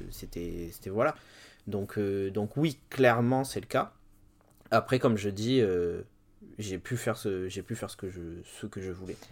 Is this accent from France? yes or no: yes; Bordeaux, Nouvelle-Aquitaine, France; il y avait un grand Virgin dans ma ville. Je suis de Bordeaux